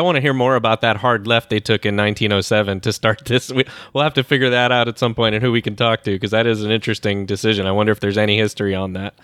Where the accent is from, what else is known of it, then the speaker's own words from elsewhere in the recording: United States; as an American